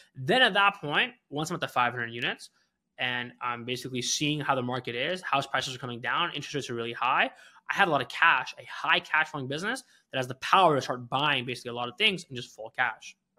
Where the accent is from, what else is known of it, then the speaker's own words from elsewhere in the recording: Canada; moved away as an adult; also born or lived in Philadelphia / Detroit; I'm not an American citizen, I'm a Canadian